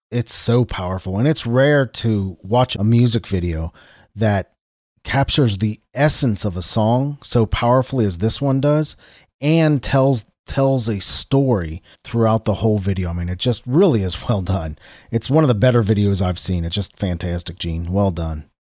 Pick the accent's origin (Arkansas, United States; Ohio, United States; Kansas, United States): Ohio, United States; Cincinnati; my hometown, Cincinnati, Ohio